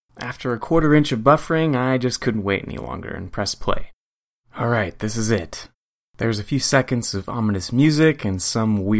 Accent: Goleta, California, United States; my hometown of Goleta, California

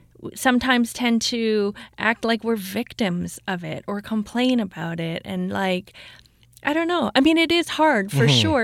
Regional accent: Toronto, Ontario, Canada; moved away as an adult; now in Vancouver, Canada; I was born and raised in Toronto. I did most of my dating in Toronto.

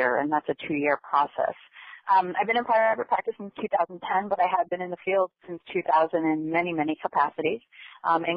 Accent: Connecticut, United States; moved away as an adult; now in Florida, United States; I'm actually a transplant to Florida. I was born in Connecticut and came down here in 2000

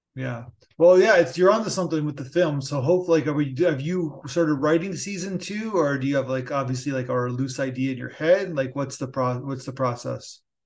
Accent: Canada; as a Canadian

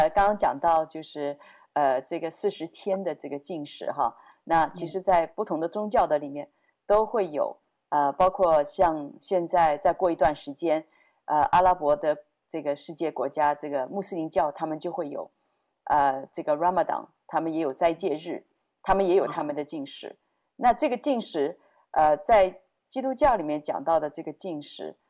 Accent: China; 哎，我们中国人为什么要为以色列祷告哈？

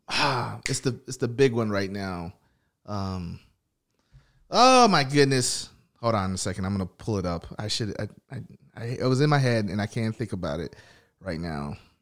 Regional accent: Tennessee, United States; I grew up in the South, I grew up in Tennessee, here

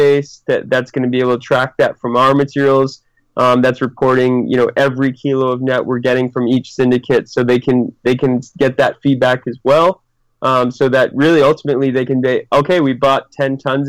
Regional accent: New England, Massachusetts, United States; moved away as an adult; also born or lived in Sydney, Australia; now in Chile; I grew up back in New England

